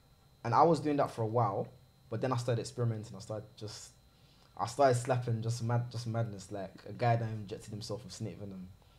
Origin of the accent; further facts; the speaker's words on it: London, United Kingdom; I'm from South.